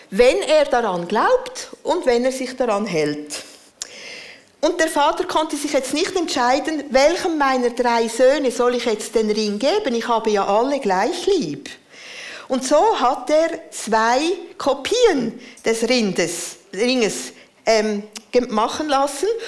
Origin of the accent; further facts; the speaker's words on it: Central Switzerland, Switzerland; Ich bin in der Innerschweiz aufgewachsen.